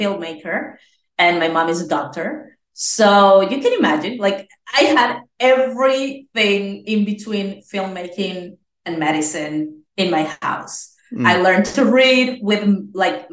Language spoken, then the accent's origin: English; Venezuela; I'm from Venezuela. Yes, I was born there.